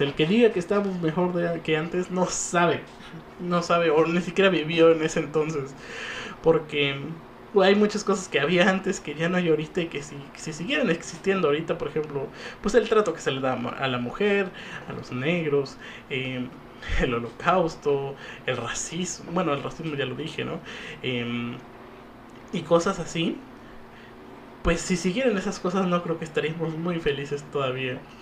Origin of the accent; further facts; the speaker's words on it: Mexico; lo único que nos unía como mexicanos